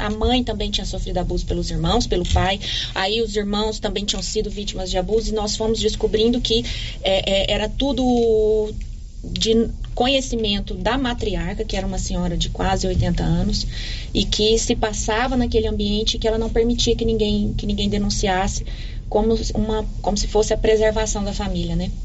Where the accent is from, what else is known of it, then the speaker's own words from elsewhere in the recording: Silvânia, Goiás, Brazil; also born or lived in Goiânia; eu me criei aqui a vida toda